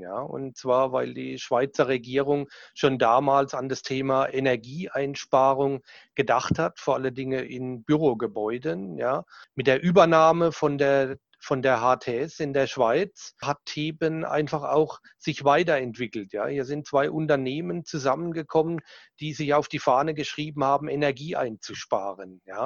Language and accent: German; Southern Germany, Germany; accent: süddeutscher Dialekt (southern German dialect); mein süddeutscher Dialekt, den werde ich wahrscheinlich nie